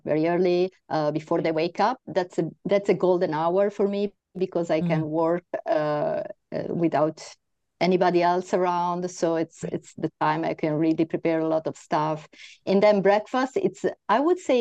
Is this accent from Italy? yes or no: yes; Italy; now in Spain; I'm from Spain, I'm Italian, but I live in Spain